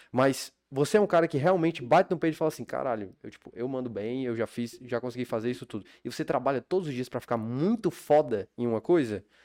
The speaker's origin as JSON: {"language": "Portuguese", "town": "Fortaleza", "region": "Ceará", "country": "Brazil", "tie": "born or raised there", "also_born_or_lived": "Belo Horizonte, Minas Gerais", "moved": "as an adult", "said": "Eu fui pra Minas, eu nasci aqui em Fortaleza, mas fui morar em BH é, aos"}